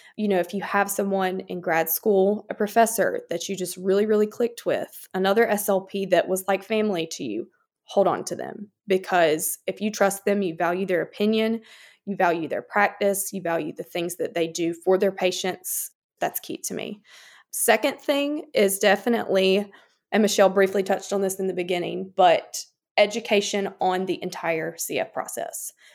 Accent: Chester, South Carolina, United States; moved away as an adult; now in Columbia, United States; I'm originally from Chester, South Carolina, but I currently reside in Columbia with my husband, Peyton

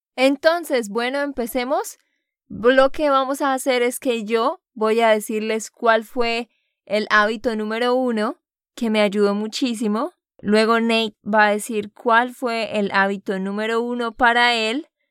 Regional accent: Santander, Colombia; de Santander, Colombia

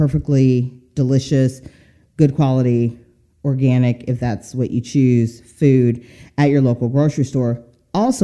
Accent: Seattle, Washington, United States; moved away; also born or lived in the South; my hometown, Seattle

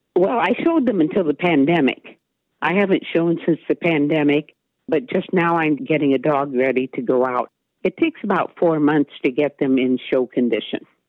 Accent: Maumee, Ohio, United States; now in Waldo, United States; I was born and raised in Maumee, Ohio

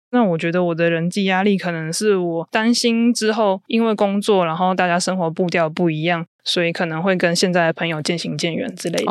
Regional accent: southern Taiwan, Taiwan; moved away as an adult; also born or lived in Taipei; now in northern Taiwan; 我现在是在北部工作，那我是南部人

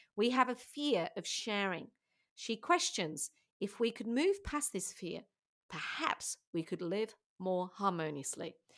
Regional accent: England, United Kingdom; now in Australia; being English myself

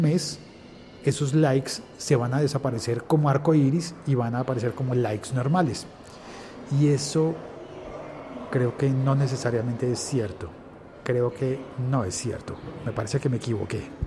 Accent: Colombia; en mi país, en mi Colombia

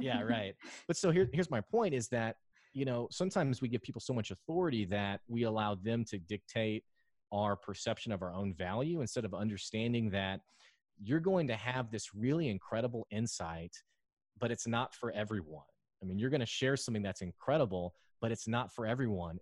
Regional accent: Arkansas, United States; also born or lived in Houston; I love Arkansas you know, I lived in Houston for a while and then I, I moved back to Arkansas

